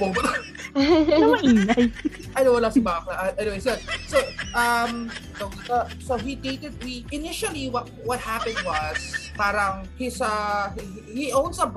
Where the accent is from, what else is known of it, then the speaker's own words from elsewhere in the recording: Philippines; Pero I've never really seen myself dating outside being a Filipino.